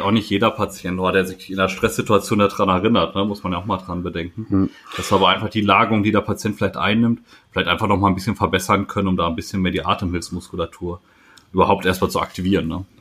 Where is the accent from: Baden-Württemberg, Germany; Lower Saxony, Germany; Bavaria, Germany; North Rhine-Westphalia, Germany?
North Rhine-Westphalia, Germany; Sauerland; als äh, Sauerländer